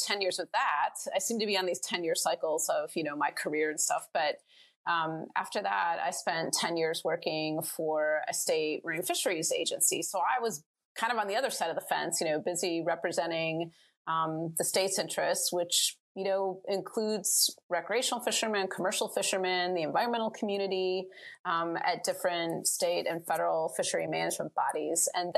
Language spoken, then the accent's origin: English; Michigan, United States; moved away as an adult; also born or lived in North Carolina; I grew up in Michigan, which has lots and lots of fisheries around